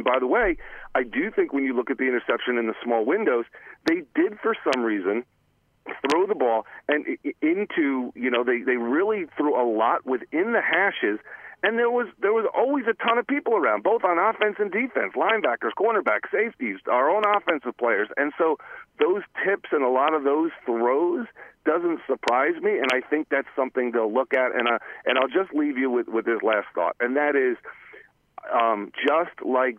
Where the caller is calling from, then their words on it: Cranford, New Jersey, United States; from Cranford, guys.